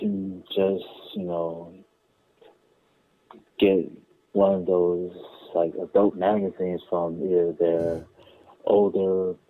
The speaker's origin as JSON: {"language": "English", "region": "Alabama", "country": "United States", "said": "I'm from Alabama. And Alabama is the southern state."}